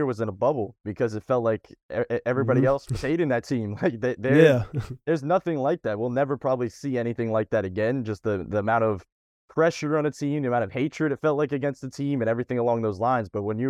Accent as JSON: {"language": "English", "town": "Fort Lauderdale", "region": "Florida", "country": "United States", "said": "Well, actually, I'm a liar. I'm from Fort Lauderdale, but we just categorize everything as Miami for everybody else"}